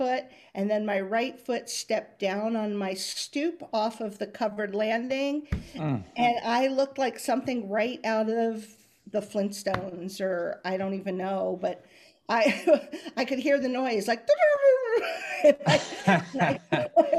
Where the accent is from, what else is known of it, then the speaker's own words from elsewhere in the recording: Southern California, United States; moved away; I am originally from Southern California